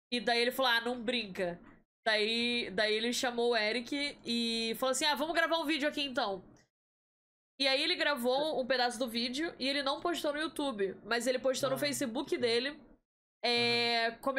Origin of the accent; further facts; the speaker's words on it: Rio de Janeiro, Brazil; moved away as an adult; now in Campinas, Brazil; Eu sou do Rio de Janeiro.